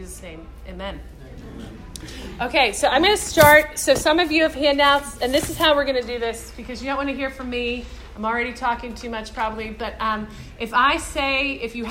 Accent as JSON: {"language": "English", "town": "Philadelphia", "region": "Pennsylvania", "country": "United States", "moved": "yes", "lives_now": "Charlottesville, United States", "said": "I'm from Philadelphia, so I tend to talk fast"}